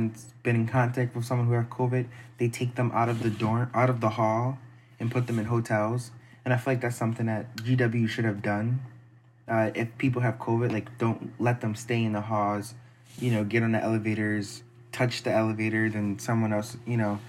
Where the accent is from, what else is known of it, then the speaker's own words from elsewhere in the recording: Philadelphia, Pennsylvania, United States; moved away; where I come from, everyone's from Philly.